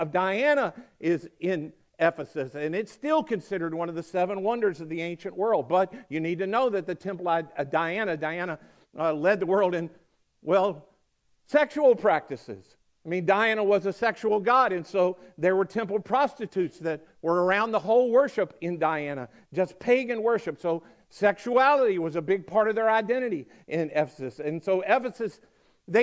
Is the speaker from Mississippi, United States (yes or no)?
yes; Mississippi, United States; also born or lived in Georgia, United States; now in Coweta County, Georgia, United States; they say, where were you born? And I go, Mississippi